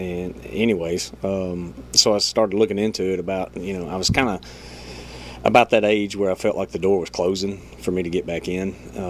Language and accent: English; Ardmore, United States; I'm from Ardmore. I graduated high school in 2000